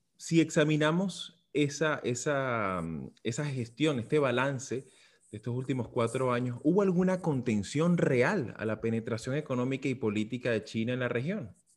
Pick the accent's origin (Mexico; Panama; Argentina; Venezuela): Venezuela; como venezolano